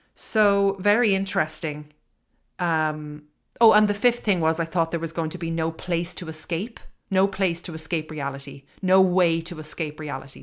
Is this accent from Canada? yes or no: no; Ireland; I am living in Ireland. I am Irish.